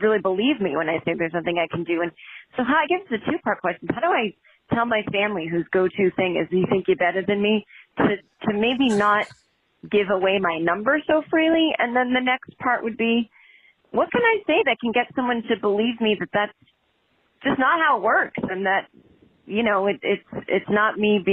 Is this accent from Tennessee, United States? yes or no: no; Massachusetts, United States; moved away; I'm from Massachusetts.